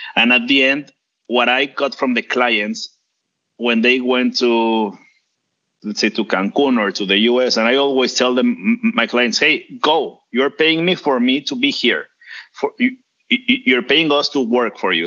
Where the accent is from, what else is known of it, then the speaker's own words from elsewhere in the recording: Mexico; I am from Mexico